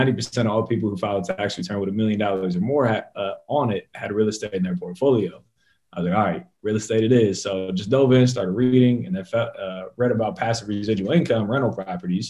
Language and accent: English; Columbus, Ohio, United States; born and raised in Columbus, Ohio